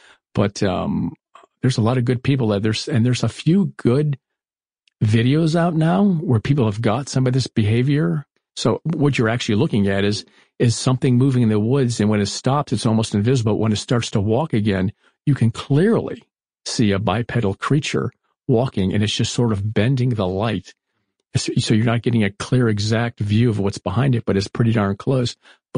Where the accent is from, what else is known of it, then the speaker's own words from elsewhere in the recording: Florida, United States; I was growing up in Florida. We had the Everglades just outside of us.